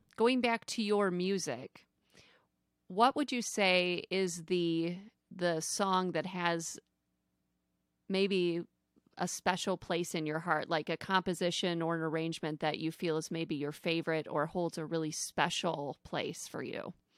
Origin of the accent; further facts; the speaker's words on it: Flint, Michigan, United States; I'm from Flint, Michigan